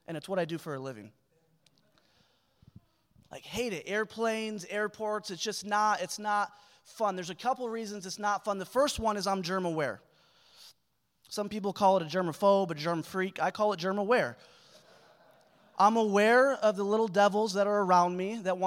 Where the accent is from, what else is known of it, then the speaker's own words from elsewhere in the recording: Michigan, United States; moved away as an adult; also born or lived in Sacramento; now in Springfield, Missouri, United States; I'm flying home from Sacramento to Michigan, where I grew up